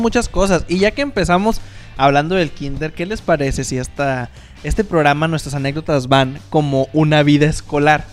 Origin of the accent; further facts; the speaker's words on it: Mexico; somos mexicanos